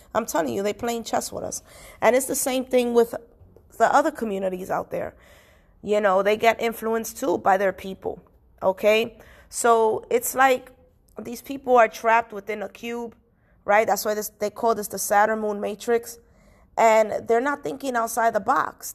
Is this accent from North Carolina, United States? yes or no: no; New York City, New York, United States; I was born and raised in Washington Heights slash Inwood.